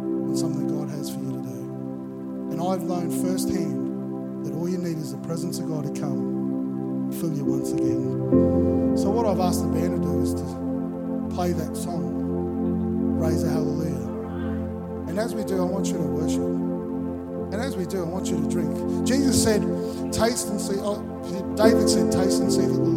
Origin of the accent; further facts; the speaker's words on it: Melbourne, Victoria, Australia; now in Gold Coast, Australia; I grew up in Melbourne